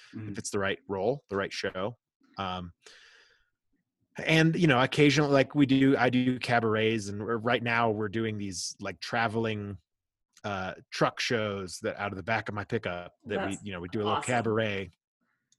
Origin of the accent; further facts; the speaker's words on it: Florida, United States; moved away; also born or lived in Colorado; I stayed in state because I grew up in Florida